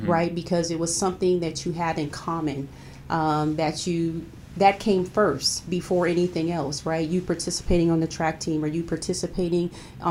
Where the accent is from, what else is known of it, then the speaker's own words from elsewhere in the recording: Los Angeles, California, United States; also born or lived in Long Beach, California; I'm from Long Beach, California. I grew up in Long Beach, starting out at a very young age. We moved to San Pedro, California. So I started elementary school there, probably about the second grade. And my family stayed there all the way up until the time I graduated high school